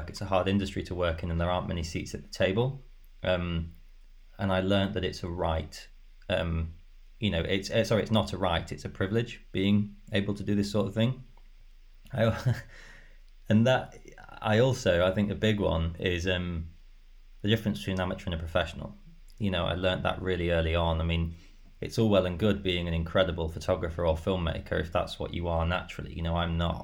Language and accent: English; Skegness, East Midlands, United Kingdom; also born or lived in Grimsby; I was born in Grimsby and I was brought up in Skegness.